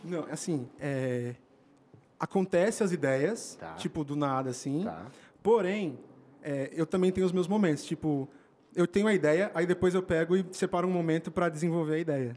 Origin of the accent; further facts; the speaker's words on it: São Paulo, Brazil; also born or lived in São José do Rio Preto; é de onde eu venho, venho de São Paulo